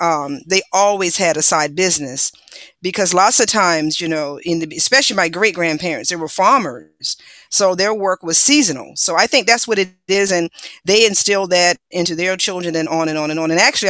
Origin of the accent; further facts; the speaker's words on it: South Carolina, United States; I'm from South Carolina.